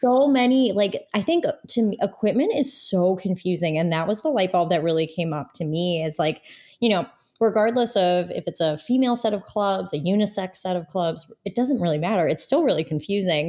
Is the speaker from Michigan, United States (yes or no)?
no; Toledo, Ohio, United States; moved away as an adult; also born or lived in Indiana; I am from Toledo, Ohio